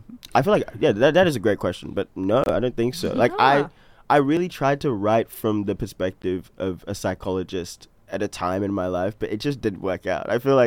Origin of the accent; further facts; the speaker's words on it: Brisbane, Queensland, Australia; I grew up in Brisbane pretty much all my life. I'm just around Ipswich now. I'm 22. I turned 22.